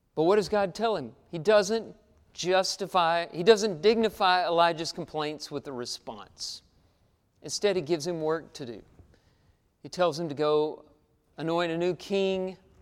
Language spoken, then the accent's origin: English; Texas, United States; Growing up in Texas, uh, everything around me was a wheat field or a cattle ranch